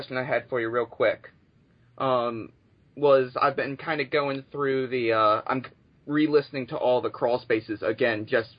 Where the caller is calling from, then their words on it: Maryland, United States; I'm calling from Maryland.